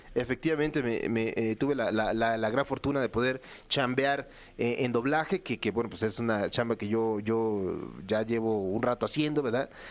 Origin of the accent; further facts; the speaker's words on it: Mexico; yo soy el único mexicano